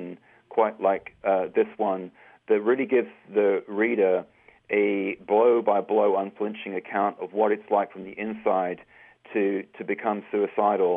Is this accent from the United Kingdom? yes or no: yes; England, United Kingdom; growing up in England many years ago